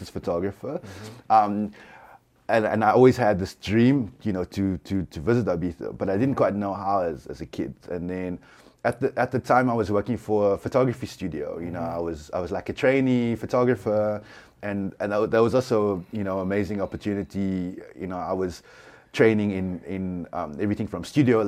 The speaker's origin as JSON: {"language": "English", "town": "Cape Town", "region": "Western Cape", "country": "South Africa", "said": "I'm a photographer from Cape Town"}